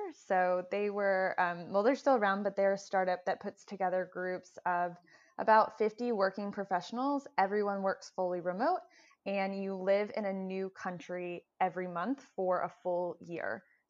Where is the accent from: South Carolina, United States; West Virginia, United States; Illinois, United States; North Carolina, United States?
North Carolina, United States; moved away as an adult; also born or lived in New York City; now in Hoboken, United States; I grew up in North Carolina, went to school at Elon University, and then moved to New York City 3 days after graduation.